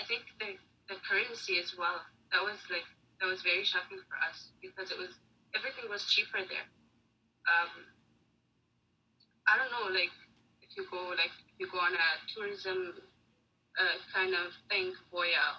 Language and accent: English; Syria; also born or lived in Jordan / Egypt; now in Canada; I grew up in Syria